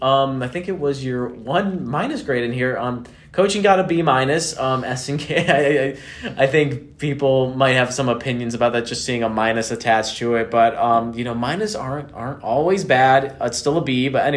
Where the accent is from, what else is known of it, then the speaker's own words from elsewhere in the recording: Chicago, Illinois, United States; moved away; I was born and raised in around Chicago